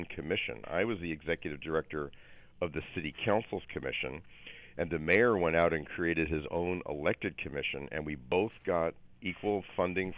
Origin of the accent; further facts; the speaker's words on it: East Coast, United States; now in Los Angeles, United States; I grew up on the East Coast and know it very well